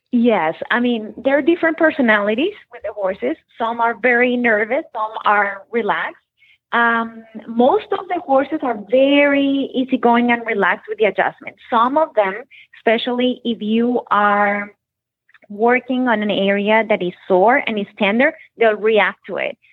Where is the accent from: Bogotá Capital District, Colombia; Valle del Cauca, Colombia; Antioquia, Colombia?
Bogotá Capital District, Colombia; Bogotá; moved away as an adult; also born or lived in Nashville, Tennessee, United States; now in Florida, United States; I was born in Nashville, Tennessee, uh, but I was raised in Bogota, Colombia.